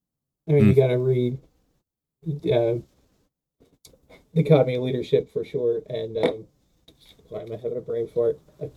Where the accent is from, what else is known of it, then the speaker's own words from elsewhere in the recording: New Jersey, United States; Oh, I am from Jersey, man.